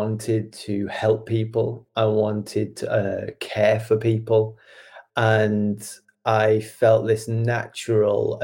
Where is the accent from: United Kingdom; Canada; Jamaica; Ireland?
United Kingdom; Wolviston, North East England; moved away as an adult; now in Nottingham, United Kingdom; I grew up in the Northeast. So I grew up in a little village called Wolverston, which is kind of on the edge of Teesside